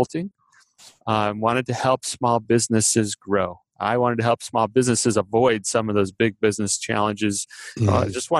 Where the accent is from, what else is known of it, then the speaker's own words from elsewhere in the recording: Phoenix, Arizona, United States; I grew up in the Phoenix area